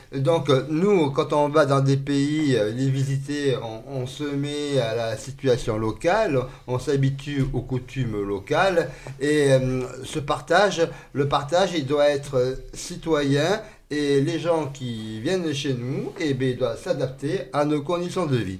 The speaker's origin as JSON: {"language": "French", "country": "France", "said": "en tant que français et Françaises"}